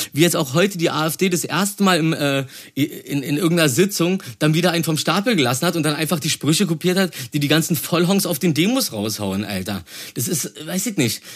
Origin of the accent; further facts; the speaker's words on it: Berlin, Germany; ich komme aus dem Märkischen Viertel